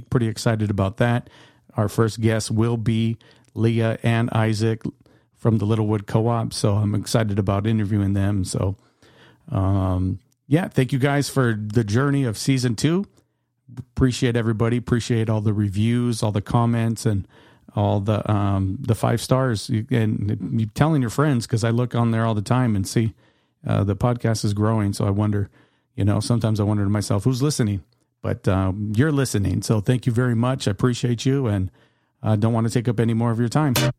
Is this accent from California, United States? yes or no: no; Yuma, Arizona, United States